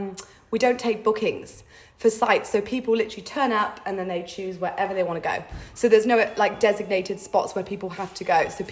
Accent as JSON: {"language": "English", "region": "England", "country": "United Kingdom", "moved": "as an adult", "lives_now": "Hermidale, Australia", "said": "I'm from England."}